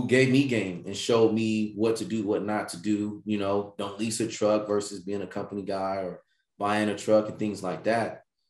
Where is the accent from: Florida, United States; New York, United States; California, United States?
California, United States; Bakersfield; Okay. From Bakersfield, California.